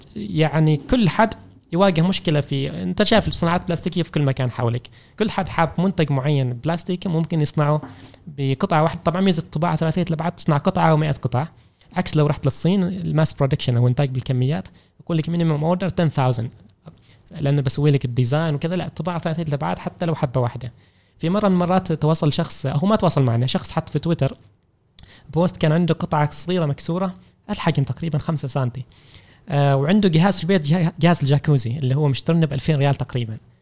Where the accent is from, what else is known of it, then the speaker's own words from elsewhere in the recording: Oman; احنا كعمانيين